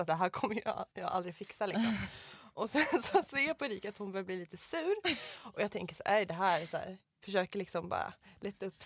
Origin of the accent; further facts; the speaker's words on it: Mora, Dalarna County, Sweden; moved away; jag var hemma i Mora då